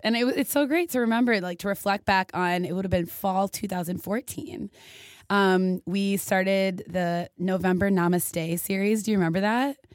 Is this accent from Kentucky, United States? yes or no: no; Minneapolis, Minnesota, United States; moved away as an adult; also born or lived in Indiana; I am originally from Minneapolis, Minnesota.